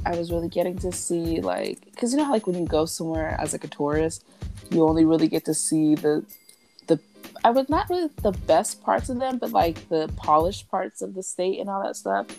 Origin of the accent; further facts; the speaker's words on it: Alabama, United States; I'm from Alabama.